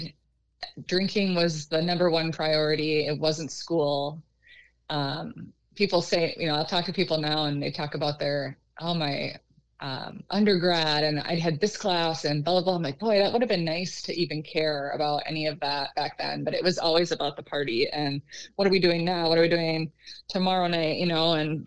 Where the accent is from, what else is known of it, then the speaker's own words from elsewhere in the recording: Minnesota, United States; now in Rochester, United States; I live about 45 minutes from where I grew up